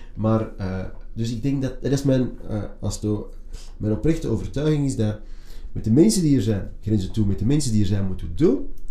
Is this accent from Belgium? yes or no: yes; Antwerp, Flanders, Belgium; ik ben opgegroeid in een multiculturele buurt, een multiculturele school